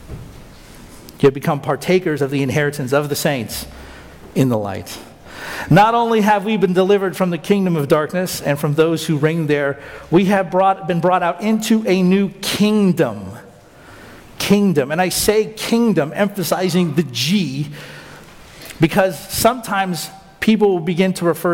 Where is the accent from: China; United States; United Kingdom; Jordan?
United States